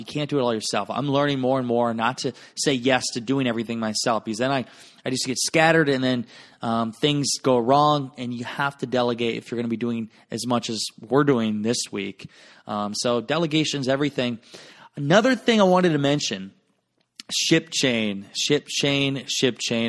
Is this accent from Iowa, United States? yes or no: yes; Garnavillo, Iowa, United States; my hometown of Garnavillo, Iowa